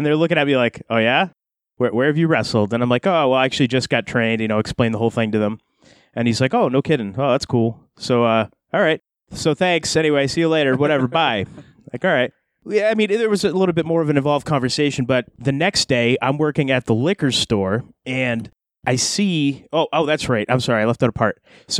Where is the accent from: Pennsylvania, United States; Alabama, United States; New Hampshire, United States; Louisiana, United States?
New Hampshire, United States; Manchester; I'm from Manchester, New Hampshire.